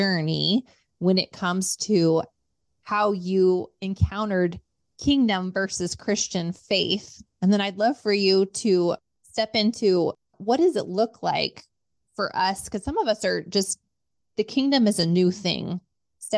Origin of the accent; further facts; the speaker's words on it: West Coast, United States; now in Midwest, United States; I'm from the West Coast